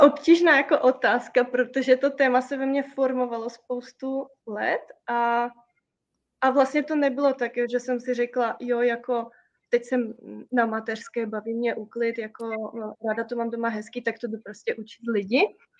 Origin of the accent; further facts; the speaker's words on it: Slovakia; My jsme Slováci